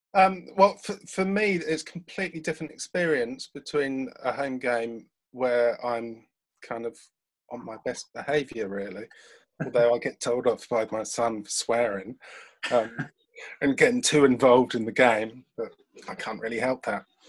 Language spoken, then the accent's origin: English; London, United Kingdom; now in Brighton, United Kingdom; I'm a Londoner, although I do live in Brighton, and I moved from London to Brighton 18 years ago now